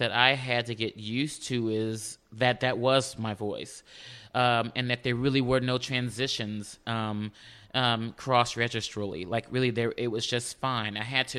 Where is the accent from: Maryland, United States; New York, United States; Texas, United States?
Texas, United States; Houston; Where I grew up, in Houston. I'm from Houston, a native Houstonian.